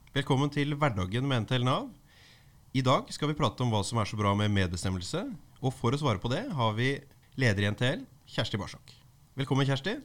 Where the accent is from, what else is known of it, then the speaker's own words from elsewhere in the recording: Skien, Telemark, Norway; i min hjemby Skien